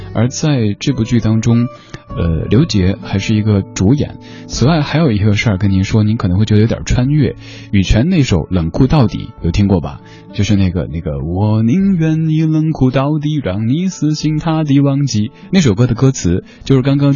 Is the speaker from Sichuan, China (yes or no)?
yes; Sichuan, China; now in Beijing, China; 作为正宗的四川人